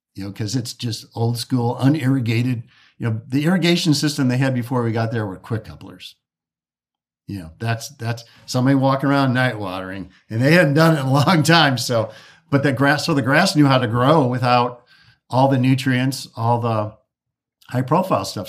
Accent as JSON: {"language": "English", "town": "Detroit", "region": "Michigan", "country": "United States", "said": "I'm from Detroit."}